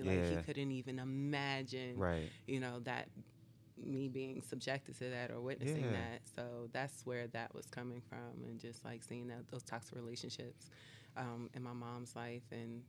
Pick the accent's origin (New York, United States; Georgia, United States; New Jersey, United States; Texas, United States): New Jersey, United States; North; growing up in North New Jersey